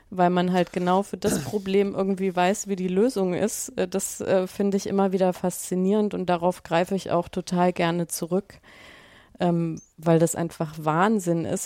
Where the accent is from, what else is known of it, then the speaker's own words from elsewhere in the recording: Germany; accent: German; mein, mein, mein deutscher Akzent einfach viel zu stark ist